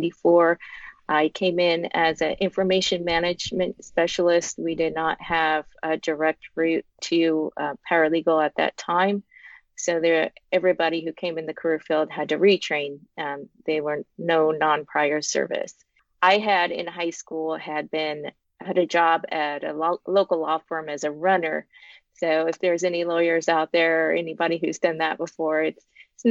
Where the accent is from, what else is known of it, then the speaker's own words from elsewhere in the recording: Walla Walla, Washington, United States; moved away as an adult; I am from Walla Walla, Washington